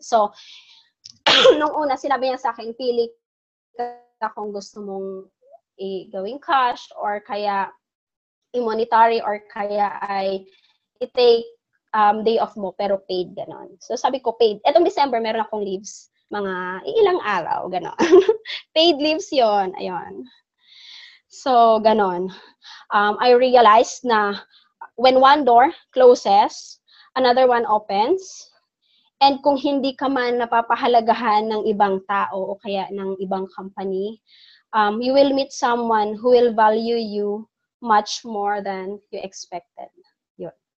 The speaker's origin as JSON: {"language": "Tagalog", "area": "Bohol", "region": "Central Visayas", "country": "Philippines", "said": "since taga Bohol ako, yan yung aming ano, Chocolate Hills. I live near that place."}